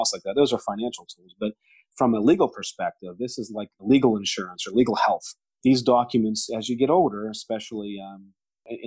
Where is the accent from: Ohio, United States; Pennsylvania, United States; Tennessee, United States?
Pennsylvania, United States; Pittsburgh; I grew up in the North Hills of Pittsburgh